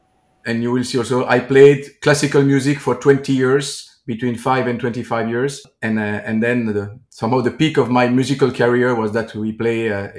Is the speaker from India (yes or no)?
no; Liège, Wallonia, Belgium; I'm in Liège, my hometown. Liège is in Belgium, in the east side of Belgium, the French-speaking side of Belgium, but very close to the German border, the Dutch border, the Luxembourg border.